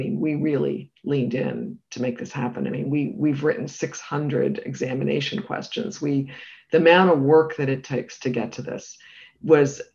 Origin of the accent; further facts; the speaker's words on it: Canada; also born or lived in United Kingdom; now in United States; as a Canadian who also lived in the UK